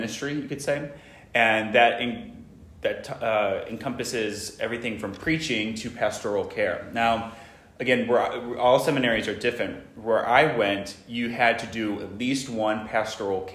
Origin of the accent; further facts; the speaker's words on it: St. Louis, Missouri, United States; now in Rye, United States; I'm originally from St. Louis, Missouri.